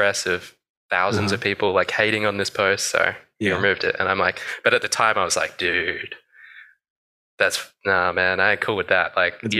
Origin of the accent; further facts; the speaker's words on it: Australia; I'm from Australia